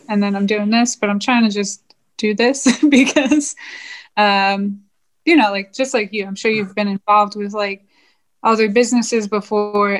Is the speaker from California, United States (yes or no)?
no; New Jersey, United States; moved away as an adult; now in Florida, United States; I grew up in New Jersey